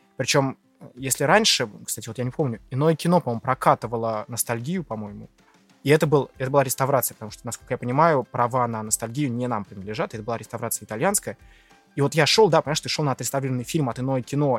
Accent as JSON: {"language": "Russian", "town": "Lipetsk", "region": "Lipetsk Oblast", "country": "Russia", "said": "Я из Липецка, один из моих самых первых фильмов, который я посмотрел в кинотеатре «Спутник»"}